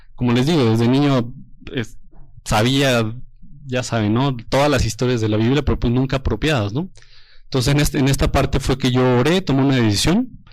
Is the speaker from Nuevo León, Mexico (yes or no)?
no; Toluca, State of Mexico, Mexico; yo soy de Toluca y de la iglesia de Toluca